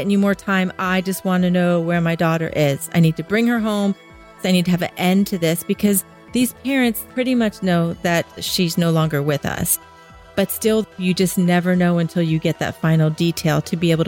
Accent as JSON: {"language": "English", "region": "New Jersey", "country": "United States", "said": "I'm from New Jersey"}